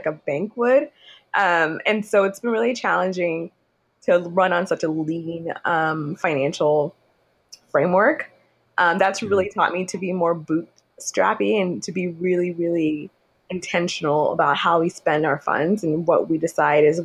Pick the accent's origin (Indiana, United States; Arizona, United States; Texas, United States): Texas, United States; Houston; moved away as an adult; also born or lived in Nigeria / Sugar Land, Texas; now in New York City, United States; I was born in Nigeria. I call Houston home because I was raised in Houston, spent most of my childhood there.